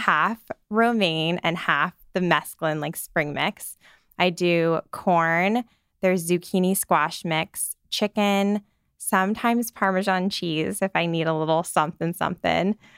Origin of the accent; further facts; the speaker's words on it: Scottsdale, Arizona, United States; moved away as an adult; also born or lived in Phoenix, Arizona; now in New York, United States; I grew up in Scottsdale, Arizona